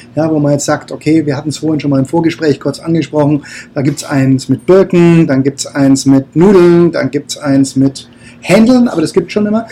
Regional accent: Bayreuth, Bavaria, Germany; also born or lived in Nuremberg; ich bin aus Bayreuth

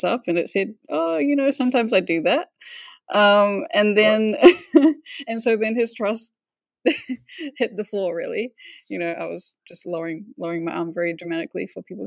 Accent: Whangarei, Northland, New Zealand; I'm from Whangarei

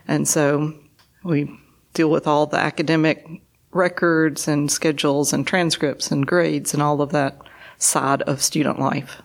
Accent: Tuscumbia, Alabama, United States; moved away as an adult; now in Chattanooga, United States; I grew up in North Alabama in the small town of Tuscumbia

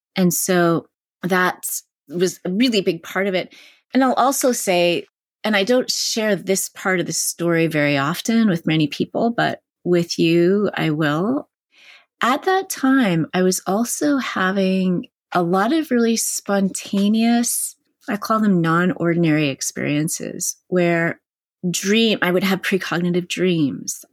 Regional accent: Canada; now in California, United States; where I was growing up in Canada

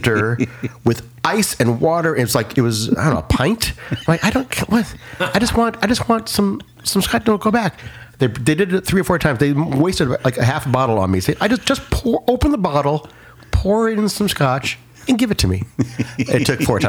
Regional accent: Glenview, Illinois, United States; I went to Glenbrook South.

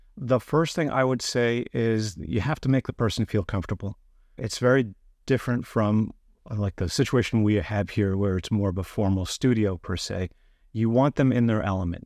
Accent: New York, United States; moved away; I'm originally from New York

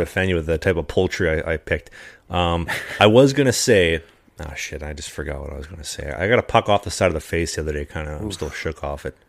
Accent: Midwest, United States; now in Sweden; as a Midwesterner, as a prairie boy, you know, coming from the winters where she's, you know, you know, minus 30, minus 40, freezing

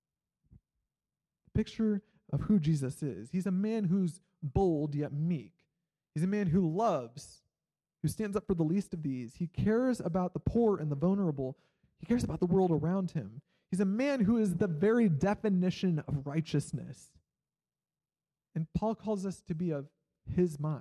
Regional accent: Iowa, United States; moved away as an adult; also born or lived in Kansas; I grew up in Iowa, and then I went to college in Kansas

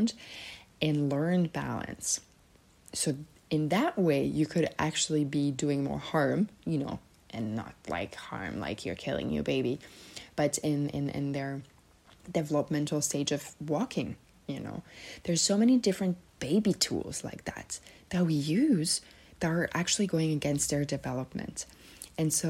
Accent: Serbia; moved away; also born or lived in Switzerland; I'm originally from Serbia

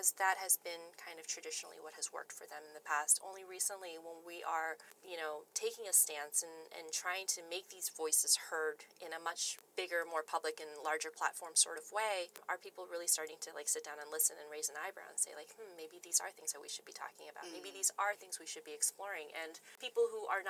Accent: United States; growing up as the only Asian American in a small U.S. town

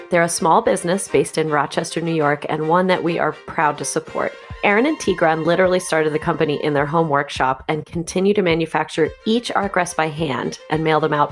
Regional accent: Caracas, Capital District, Venezuela; first language Spanish; English is a second language; moved away as an adult; now in Philadelphia area, United States; So I was born in Venezuela in Caracas

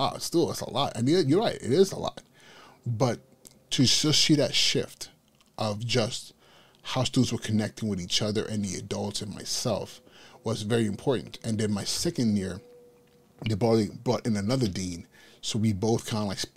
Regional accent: Inglewood, California, United States; moved away as an adult; now in New York City, United States; going up in Inglewood, California, which was primarily at that point in time a Blood Hood

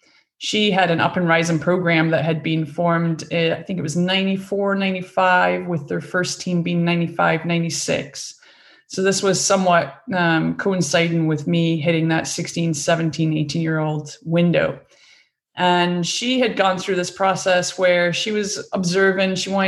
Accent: Scotland, United Kingdom; moved away as an adult; I grew up in Scotland on a farm. Came from a farming community. Both my parents were farmers

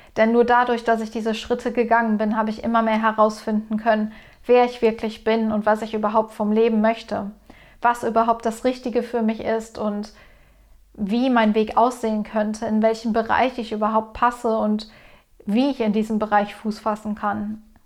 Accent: Ruhr area, near the Sauerland border, North Rhine-Westphalia, Germany; ich komme aus Deutschland, aus dem Ruhrgebiet, Grenze Sauerland

